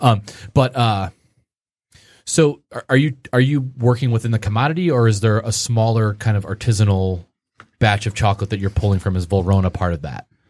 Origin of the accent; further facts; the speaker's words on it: Grosse Pointe, Michigan, United States; I grew up in the Grosse Pointe area